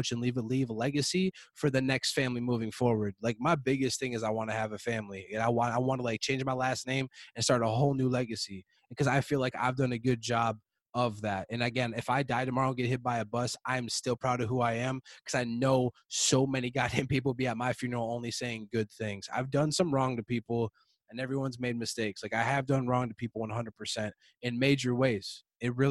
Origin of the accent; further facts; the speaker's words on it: Prior Lake, Minnesota, United States; the whole 10 years I grew up in Prior Lake